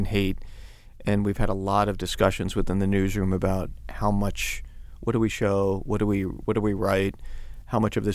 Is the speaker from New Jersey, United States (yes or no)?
no; New York City, New York, United States; I grew up in Queens